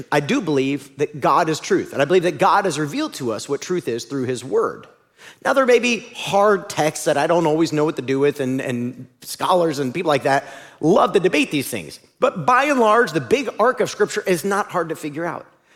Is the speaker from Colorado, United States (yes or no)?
no; Ohio, United States; moved away; growing up in Ohio.